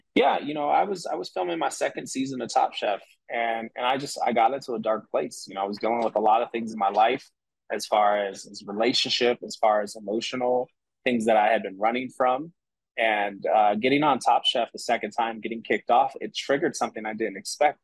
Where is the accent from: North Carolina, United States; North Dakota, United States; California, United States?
California, United States; San Francisco; growing up in San Francisco, like city lifestyle was a city lifestyle